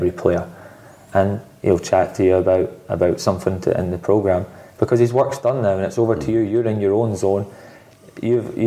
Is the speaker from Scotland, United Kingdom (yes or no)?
yes; Scotland, United Kingdom; I'm Scottish